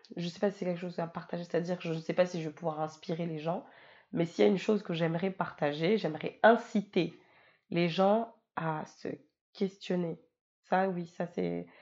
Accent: France; moved away as an adult; also born or lived in Mayotte; now in Réunion, France; j'ai grandi, euh, j'ai grandi en France, j'y ai fait toute ma vie

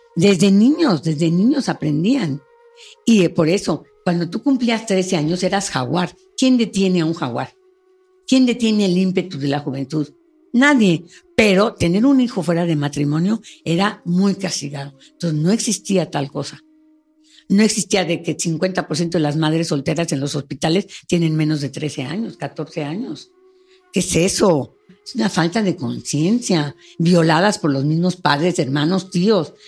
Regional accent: Mexico; estamos muy cerca de los Estados Unidos, estamos muy alejados de Sudamérica

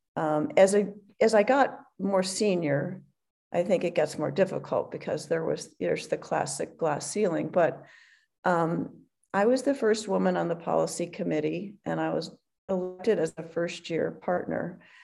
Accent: Hinsdale, Illinois, United States; moved away; also born or lived in Philadelphia, Pennsylvania / Stanford, California; I was born in Philadelphia. Actually, uh, I moved to Chicago or Hinsdale um, in the fourth grade. So really, that's where I grew up

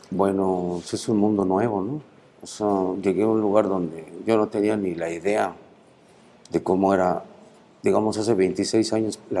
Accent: Mexico City, Mexico; Soy del Distrito Federal.

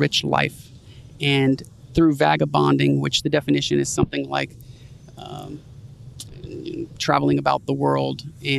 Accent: New Orleans, Louisiana, United States; moved away

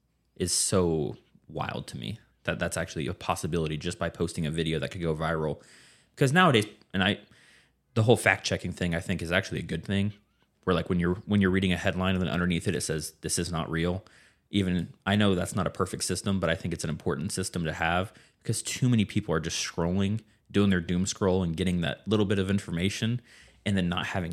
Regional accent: Lane, Kansas, United States; now in Derby, United States; Well, I live in Derby, but I'm from Lane.

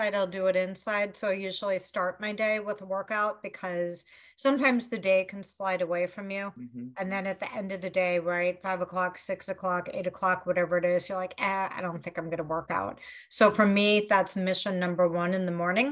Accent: Chicago, Illinois, United States; Grew up in Chicago

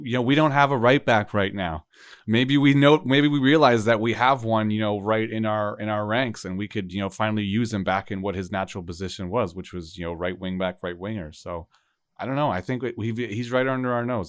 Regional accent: Canada; as Canadian CBs

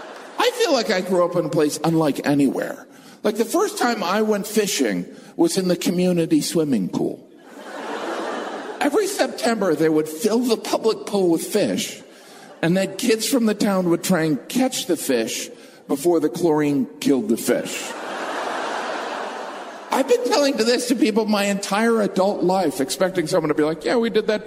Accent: Northwest Indiana, United States; moved away; I grew up in Northwest Indiana, which is part of the Rust Belt.

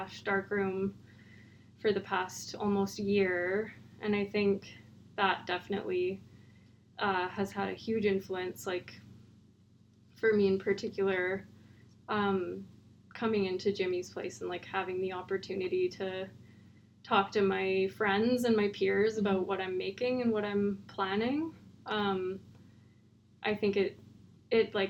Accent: Calgary, Alberta, Canada; now in Dawson City, Canada; I grew up in Calgary

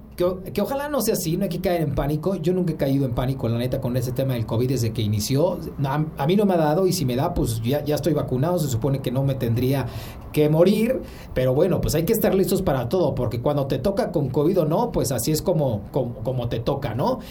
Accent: Mexico; tan cerca al vecino, pues ya sabes que somos la backyard de Estados Unidos

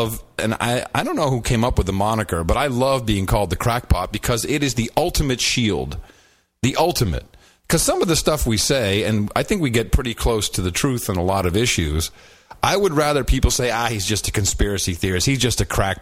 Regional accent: Amsterdam, North Holland, Netherlands; moved away; I grew up in Amsterdam.

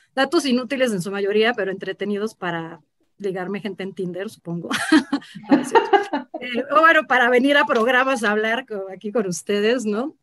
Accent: Guadalajara, Jalisco, Mexico; moved away as an adult; now in Mexico City, Mexico; me mudé muy chica a Guadalajara

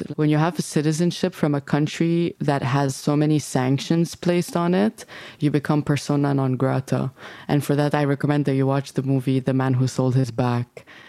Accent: Dubai, United Arab Emirates; first language English; moved away; So like my parents are Syrian, but I was born and raised in Dubai. I would go to Syria for 3 months in the summer to see my grandma.

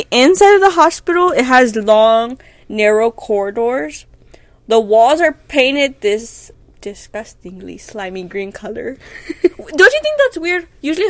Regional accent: Houston, Texas, United States; we're from Texas.

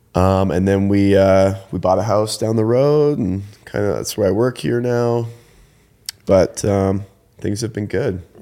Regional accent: Ontario, Canada; moved away as an adult; also born or lived in Eugene, Oregon; I grew up in Canada, in, um, Ontario, Canada, and I went to school there

